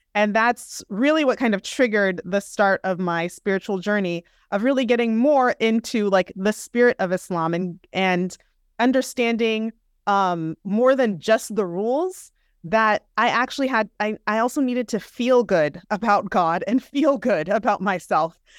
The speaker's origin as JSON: {"language": "English", "region": "Southern California", "country": "United States", "tie": "born or raised there", "also_born_or_lived": "Minneapolis, Minnesota / Manhattan, New York", "said": "I grew up in Southern California"}